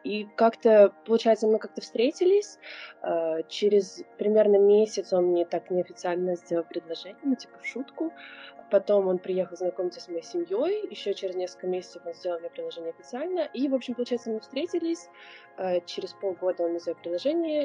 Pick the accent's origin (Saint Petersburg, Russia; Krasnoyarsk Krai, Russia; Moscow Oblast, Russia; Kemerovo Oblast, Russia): Saint Petersburg, Russia; also born or lived in California; now in Hawaii, United States; я из Петербурга, из семьи, которая очень связана с искусством